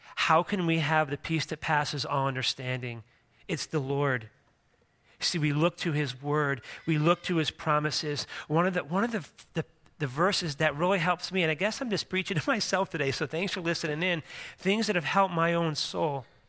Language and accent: English; Philadelphia, Pennsylvania, United States; moved away; I grew up in Philadelphia, Pennsylvania